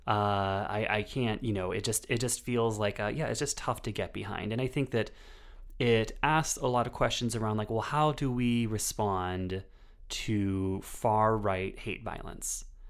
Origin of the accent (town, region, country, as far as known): United States